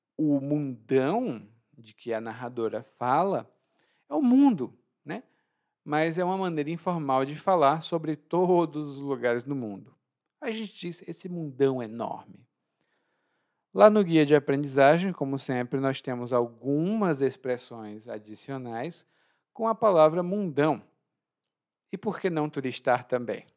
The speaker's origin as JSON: {"language": "Portuguese", "region": "Ceará", "country": "Brazil", "tie": "born or raised there", "said": "no meu estado natal, lá no Ceará"}